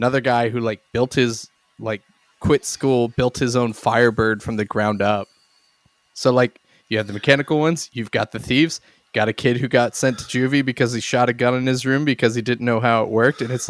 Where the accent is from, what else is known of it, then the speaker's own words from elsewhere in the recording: Exton, Pennsylvania, United States; because I feel like my hometown was a like slightly nicer trailer park than literally the rest of Exton. The Netherlands. No, uh, Bryn Aaron in Exton, uh, or Frazer, technically, I guess.